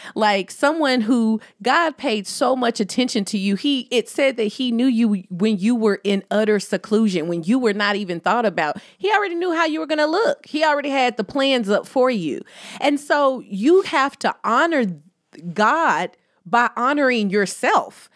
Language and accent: English; United States; accent: country; my country accent